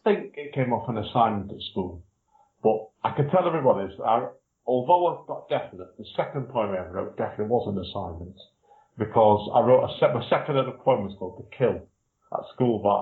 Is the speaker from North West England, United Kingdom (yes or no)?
yes; Manchester, North West England, United Kingdom; I'm from the Manchester area, which is Northern England